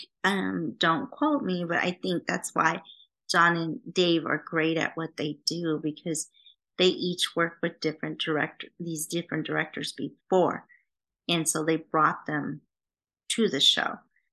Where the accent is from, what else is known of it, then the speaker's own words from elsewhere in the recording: Vancouver, British Columbia, Canada; now in Los Angeles, United States; we're both from Canada. I was born in Vancouver. She's from Canada. So we're both Canadian.